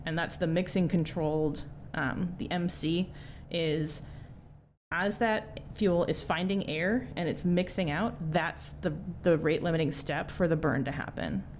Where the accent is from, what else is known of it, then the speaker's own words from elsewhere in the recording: Wisconsin, United States; I grew up in Wisconsin